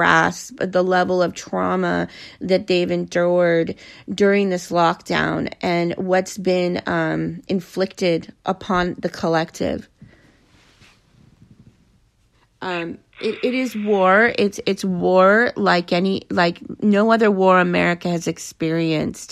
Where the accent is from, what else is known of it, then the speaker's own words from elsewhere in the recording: Los Angeles, California, United States; I grew up in Los Angeles school system